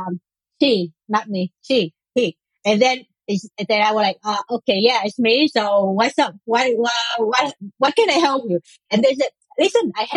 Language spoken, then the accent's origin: English; Israel; I'm also from Israel, but I'm living a bit in the north.